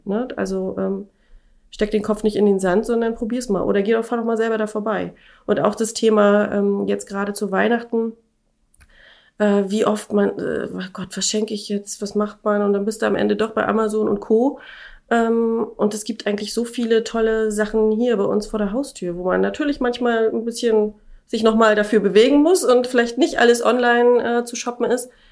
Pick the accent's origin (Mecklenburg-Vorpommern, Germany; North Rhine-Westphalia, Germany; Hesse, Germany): Mecklenburg-Vorpommern, Germany; Schwerin; moved away as an adult; ich komme ja aus Schwerin